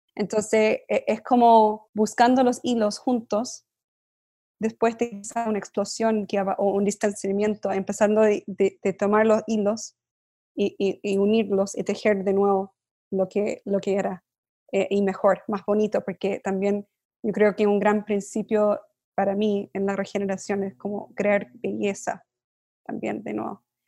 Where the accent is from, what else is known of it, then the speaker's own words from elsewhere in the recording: United States; yo crecí en Estados Unidos, mi papá era de Chile